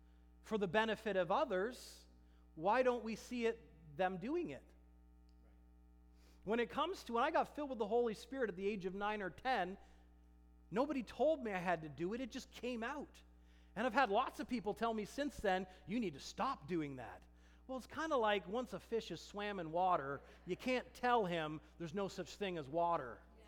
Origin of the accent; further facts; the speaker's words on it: Germany; English is a second language; he was speaking in the perfect dialect of my hometown in Germany.